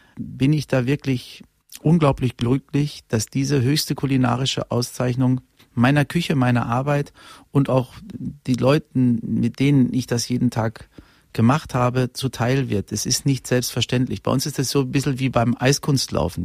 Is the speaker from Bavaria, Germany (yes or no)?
no; Unna, North Rhine-Westphalia, Germany; moved away; ich komme aus Unna, ich komme aus dem Ruhrgebiet